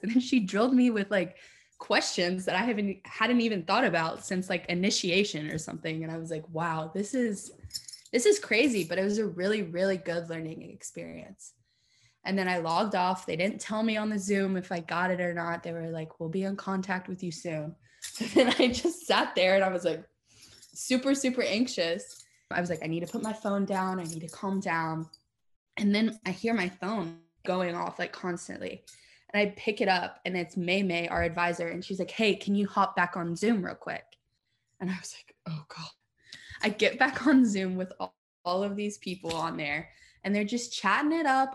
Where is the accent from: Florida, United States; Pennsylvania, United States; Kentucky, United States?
Kentucky, United States; Lexington; Born and raised in Lexington